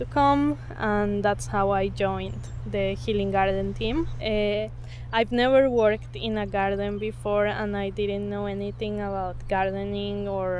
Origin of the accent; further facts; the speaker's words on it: Bogota, Colombia; moved away as an adult; now in Indiana, United States; I am from Colombia, originally Bogota, Colombia.